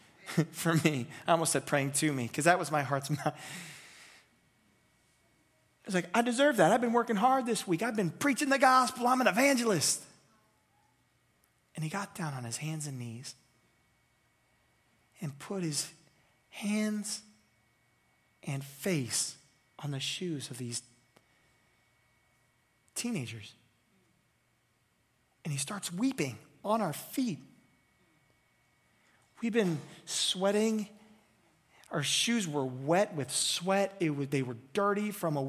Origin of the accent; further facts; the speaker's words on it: United States; I'm an American. I'm from the United States.